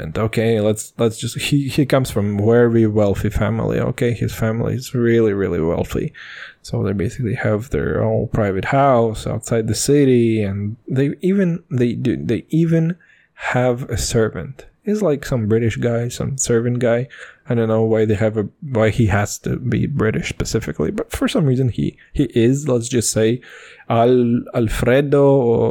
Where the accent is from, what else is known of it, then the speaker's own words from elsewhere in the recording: Kazakhstan; we're from Kazakhstan